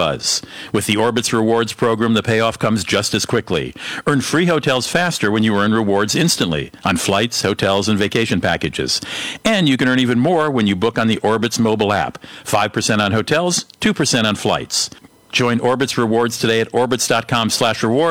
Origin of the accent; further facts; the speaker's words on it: Washington, District of Columbia, United States; Washington, D.C. It's sort of my hometown